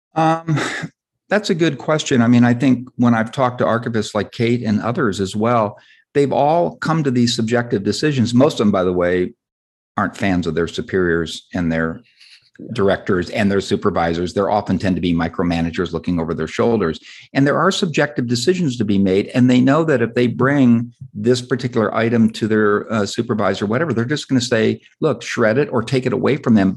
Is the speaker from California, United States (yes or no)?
yes; Southern California, United States; I grew up in Southern California